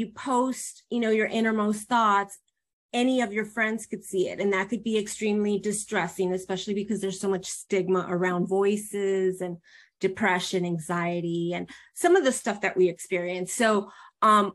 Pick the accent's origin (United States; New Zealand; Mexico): Mexico; We're from Mexico